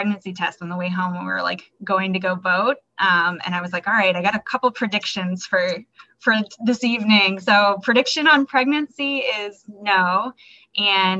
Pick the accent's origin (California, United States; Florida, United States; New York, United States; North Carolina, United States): Florida, United States; moved away as an adult; also born or lived in Hawaii; now in Baltimore, United States; I'm originally from Florida